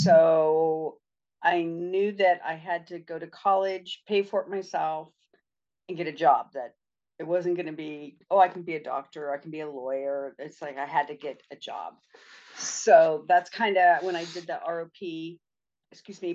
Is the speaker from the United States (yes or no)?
yes; California, United States; also born or lived in Montana; I'm in California, and I'm originally from Montana, but I've been in California most of my life. And all my family's here in California